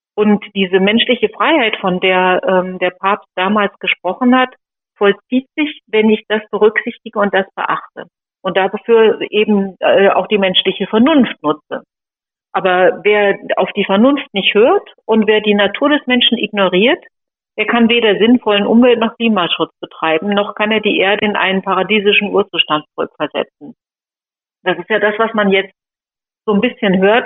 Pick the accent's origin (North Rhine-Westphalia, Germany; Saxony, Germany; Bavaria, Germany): North Rhine-Westphalia, Germany; Sauerland; moved away; also born or lived in Fulda; Ich komme aus Fulda, also ich bin eigentlich Sauerländerin